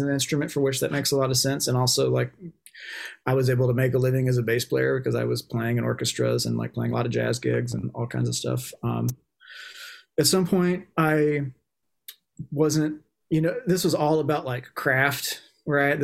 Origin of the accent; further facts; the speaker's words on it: Tennessee, United States; moved away as an adult; now in Baltimore, United States; I'm from Tennessee. Like, I was lucky that I had a good, like, high school band program